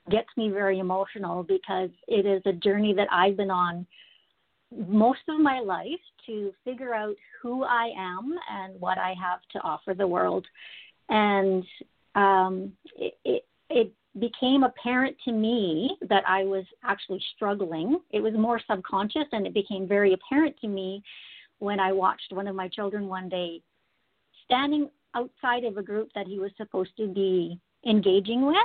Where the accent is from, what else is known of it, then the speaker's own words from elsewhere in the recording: Saskatchewan, Canada; now in Alberta, Canada; I've been in Alberta for 15 years now. I'm originally from Saskatchewan, but we moved to around Canada and then ended up in Alberta.